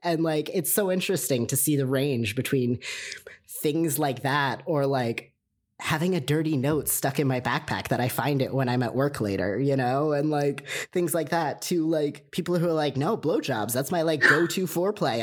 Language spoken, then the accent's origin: English; United States; raised in America